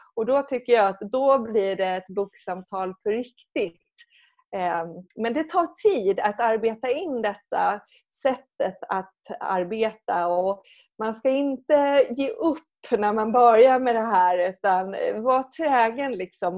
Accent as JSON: {"language": "Swedish", "region": "Skåne", "country": "Sweden", "moved": "as an adult", "lives_now": "Stockholm, Sweden", "said": "jag är från Skåne"}